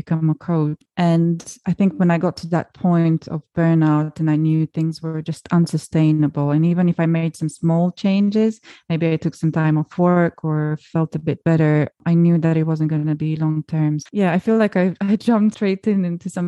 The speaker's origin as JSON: {"language": "English", "country": "Romania", "said": "my home country of Romania"}